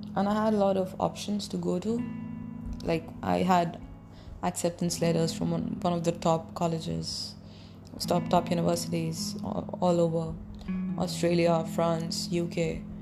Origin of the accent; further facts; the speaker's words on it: Delhi, India; I'm from Delhi. India